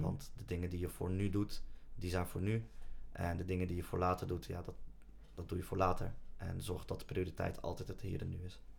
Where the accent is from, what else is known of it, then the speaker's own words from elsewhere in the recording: Netherlands; Nederland voelt voor ons als ons thuisland. We zijn hier opgegroeid